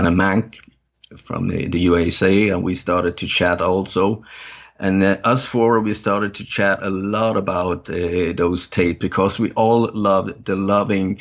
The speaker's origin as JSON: {"language": "English", "area": "north of Gothenburg archipelago", "region": "Västra Götaland", "country": "Sweden", "tie": "born or raised there", "also_born_or_lived": "Copenhagen, Denmark", "first_language": "Danish", "second_language": "English", "lives_now": "southern Sweden", "said": "when I was a little kid, we moved from Denmark, from Copenhagen, and up north of Gothenburg in the archipelago up there."}